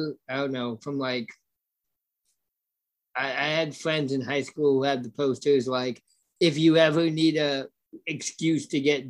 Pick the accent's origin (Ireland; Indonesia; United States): Ireland; even though, you know, I'm Irish, bro.